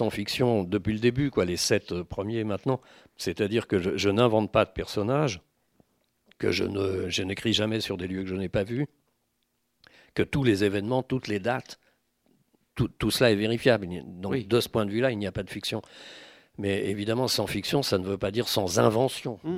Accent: France; je suis français

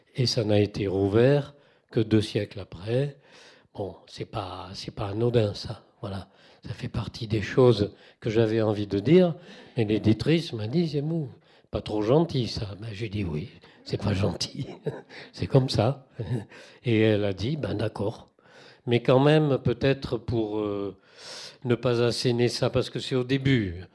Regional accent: Toulouse, Occitania, France; moved away; j'ai quitté Toulouse 33 ans, j'ai compté, ça fait long, mais je suis quand même toulousain

